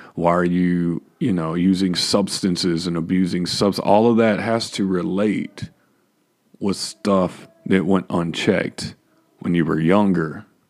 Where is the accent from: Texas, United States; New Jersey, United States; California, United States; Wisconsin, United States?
Texas, United States; I was born and raised in Texas.